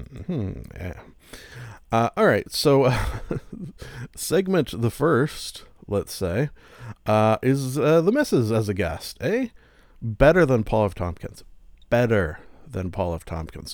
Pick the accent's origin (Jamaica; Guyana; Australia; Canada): Canada; I am Canadian as well